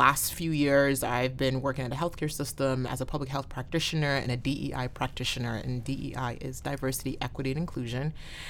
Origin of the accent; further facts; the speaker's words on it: New Haven, Connecticut, United States; here since I was 10 years old in the New Haven area. So I think 20 years in now, I guess I can say I'm from New Haven, Connecticut, as I begrudgingly admit that.